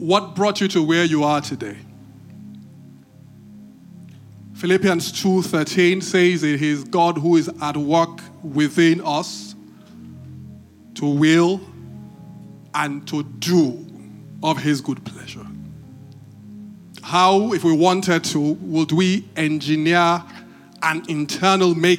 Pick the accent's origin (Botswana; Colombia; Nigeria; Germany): Nigeria; Benin City, Edo; When I was growing up, I grew up in Benin